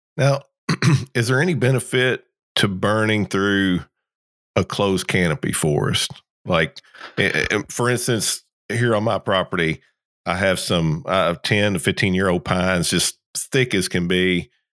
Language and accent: English; Kentucky, United States; moved away as an adult; also born or lived in South Georgia; now in Georgia, United States; I'm here in Georgia, South Georgia. very common down here where I'm at, um, but I grew up in Kentucky